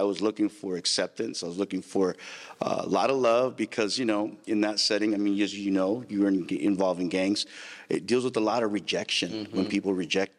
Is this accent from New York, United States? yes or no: no; Santa Maria, California, United States; I grew up in Santa Maria, California. Mm. I was born and raised there